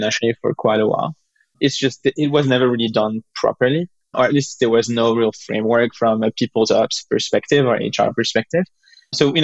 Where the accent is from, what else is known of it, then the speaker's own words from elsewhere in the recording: France; we're both from France